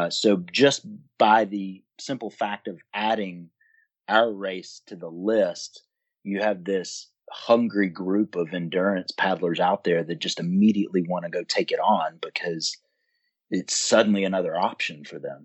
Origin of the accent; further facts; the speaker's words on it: Alabama, United States; also born or lived in Birmingham, Alabama; we in Alabama